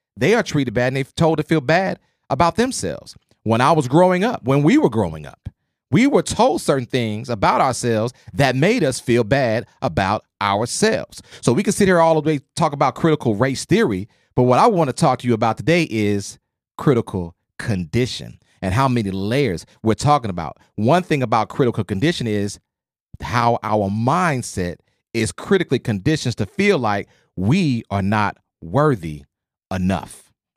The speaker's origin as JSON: {"language": "English", "region": "Oklahoma", "country": "United States", "tie": "born or raised there", "said": "I grew up in Oklahoma"}